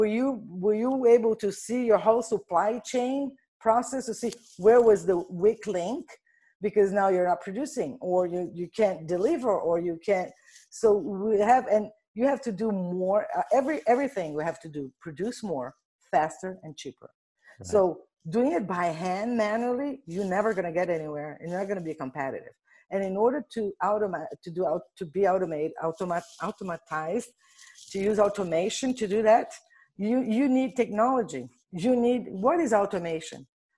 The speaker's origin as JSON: {"language": "English", "country": "Brazil", "said": "Well, so I'm originally from Brazil."}